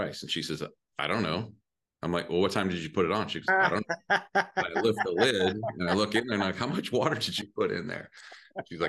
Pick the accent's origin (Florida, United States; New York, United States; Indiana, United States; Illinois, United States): Indiana, United States; Mishawaka; also born or lived in San Diego, California / Muncie, Indiana; now in Indianapolis, United States; it's a town next to South Bend called Mishawaka